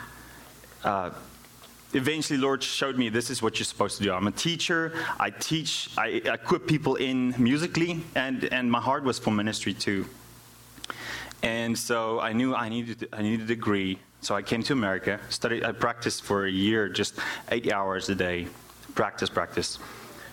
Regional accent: South Africa; first language Afrikaans; English is a second language; now in United States; I am from South Africa.

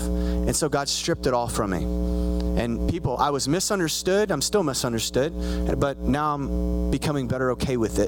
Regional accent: Spiegelville, United States; moved away as an adult; now in Dallas, United States; I'm from Spiegelville

